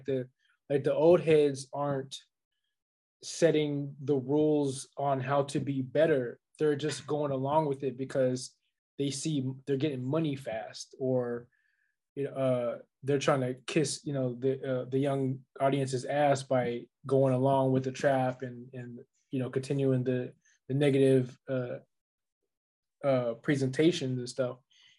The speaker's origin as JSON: {"language": "English", "town": "Los Angeles", "region": "California", "country": "United States", "said": "I'm from the South. They're not from my hood. You know what I mean? I'm from LA streets."}